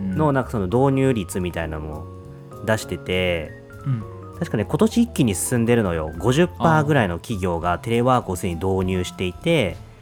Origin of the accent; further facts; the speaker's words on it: Yokohama, Kanagawa, Japan; moved away as an adult; 生まれ故郷の横浜に帰ってきた